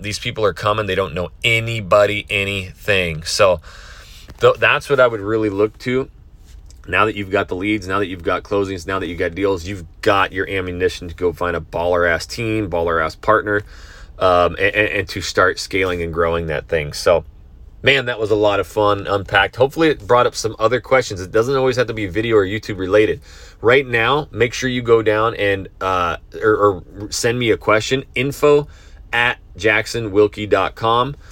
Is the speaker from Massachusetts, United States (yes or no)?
no; Idaho, United States; moved away; back to Idaho, my hometown